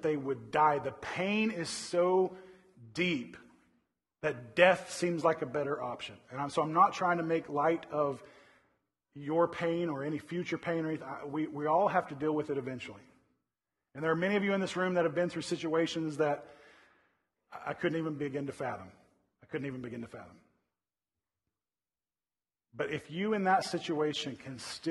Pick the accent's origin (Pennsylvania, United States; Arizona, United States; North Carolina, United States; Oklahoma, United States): Oklahoma, United States; Oklahoma City; now in Northern California, United States; I grew up in Oklahoma City